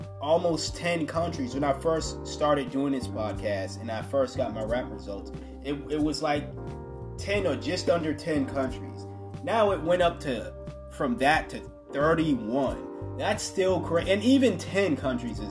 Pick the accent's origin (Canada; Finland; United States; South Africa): United States; my home country